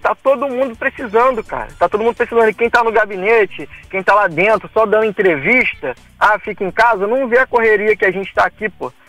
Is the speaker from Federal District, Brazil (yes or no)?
no; Valença, Rio de Janeiro, Brazil; Que eu não sou do Rio, eu sou de Valença, sou do interior do Rio